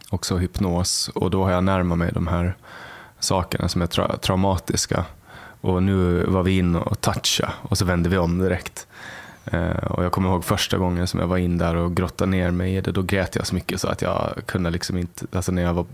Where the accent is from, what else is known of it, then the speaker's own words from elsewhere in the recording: Åland, Finland; den är väldigt hierarkisk och alla förstår den, åtminstone där jag kommer ifrån. Ålänningar förstår den.